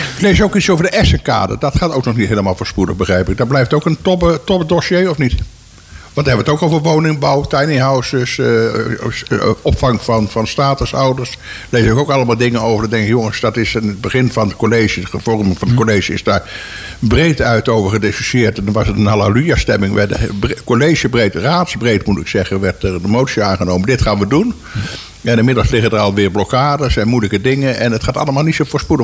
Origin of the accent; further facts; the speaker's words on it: Tull en 't Waal, Utrecht, Netherlands; Ik kom toevallig uit Tullentwaal.